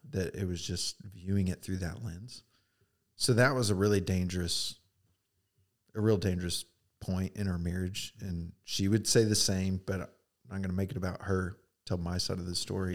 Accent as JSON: {"language": "English", "town": "Edmond", "region": "Oklahoma", "country": "United States", "tie": "born or raised there", "said": "I grew up in Edmond, Oklahoma"}